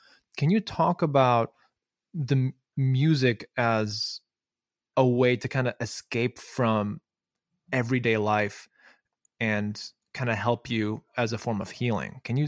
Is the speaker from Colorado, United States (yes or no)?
no; Chicago, Illinois, United States; Well, yeah, I'm also from Chicago.